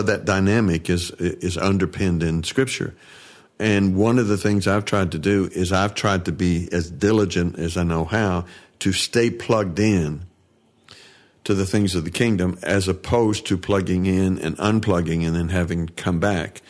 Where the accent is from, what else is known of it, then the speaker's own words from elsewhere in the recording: Tennessee, United States; moved away as an adult; also born or lived in New York / California; I grew up in Tennessee and grew up in the church.